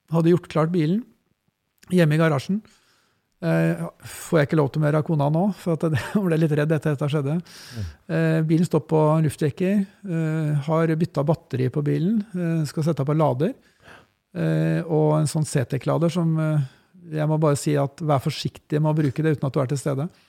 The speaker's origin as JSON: {"language": "Norwegian", "town": "Askim", "region": "Østfold", "country": "Norway", "tie": "born or raised there", "said": "Jeg vokste opp på bygda i Askim"}